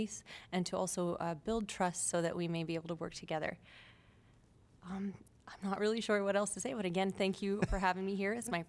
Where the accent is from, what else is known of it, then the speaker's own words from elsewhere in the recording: India; also born or lived in Canada; now in Iowa City, United States; I'm an immigrant twice, actually, because I'm East Indian originally. And I moved from India to Canada. And then from there, I moved from Canada to here.